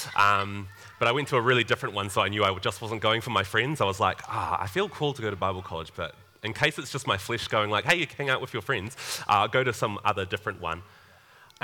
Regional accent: Upper Hutt, Wellington, New Zealand; moved away as an adult; also born or lived in Tauranga, New Zealand; now in Papamoa, New Zealand; I'm actually from Upper Hutt originally.

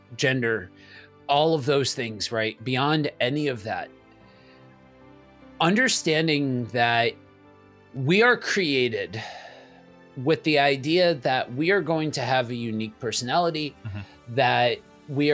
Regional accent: East Coast, United States; I'm from the East Coast

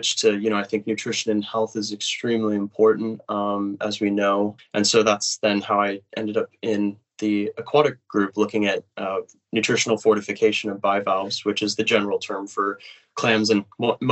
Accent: United States; moved away as an adult; now in Cambridge, United Kingdom; I am from the United States

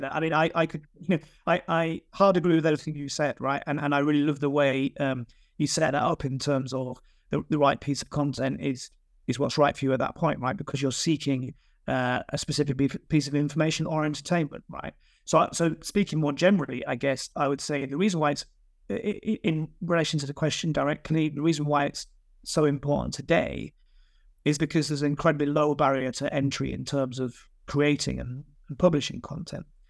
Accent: Yorkshire and the Humber, United Kingdom; moved away as an adult; now in London, United Kingdom; I live in London, but I'm from, I'm, I'm definitely from Yorkshire.

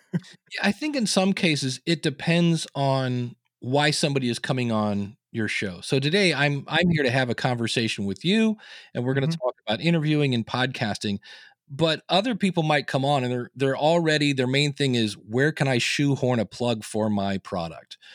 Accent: Akron, Ohio, United States; I was born in Akron, Ohio

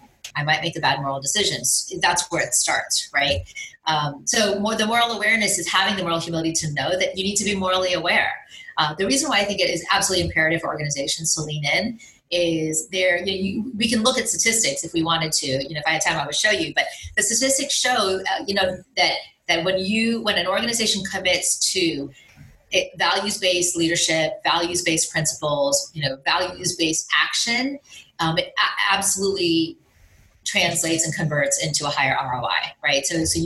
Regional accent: India; obviously I'm Indian. So, you know, how has the Asian population been affected?

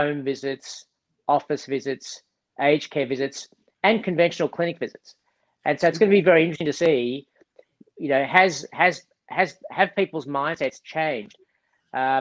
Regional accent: Melbourne, Victoria, Australia; moved away as an adult; also born or lived in New York; I was born in Melbourne, okay. Went to school in Melbourne, went to medical school in Melbourne, started working as a doctor in Melbourne

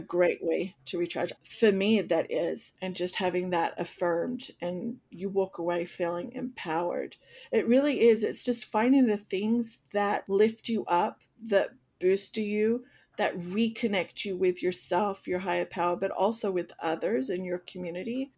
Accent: Australia; now in United States; I come from Australia

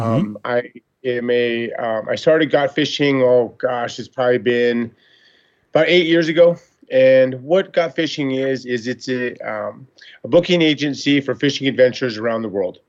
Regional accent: Montana, United States; I grew up in Montana

